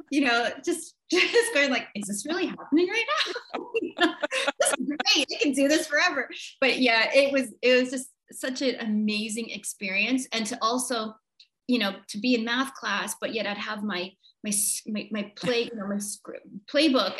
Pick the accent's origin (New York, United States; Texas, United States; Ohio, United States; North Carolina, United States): New York, United States; moved away; also born or lived in Vancouver, Canada / Montreal, Canada / Toronto, Canada; predominantly New York, born and raised. And then mm-hmm. the rest of it was mostly Vancouver, Canada.